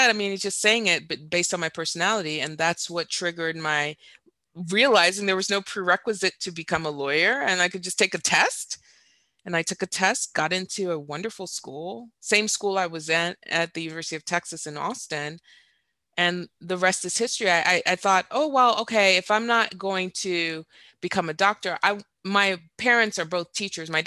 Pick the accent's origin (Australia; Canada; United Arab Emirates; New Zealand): United Arab Emirates; Dubai; also born or lived in Saudi Arabia / Doha, Qatar; now in United States; In fact, my dad was a physician and I grew up in the Middle East. I grew up in Dubai and in Saudi Arabia and Doha, Qatar.